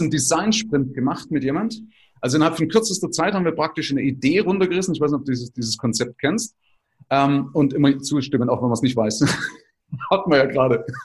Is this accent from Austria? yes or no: no; Germany; wir sind ja gerade als Deutsche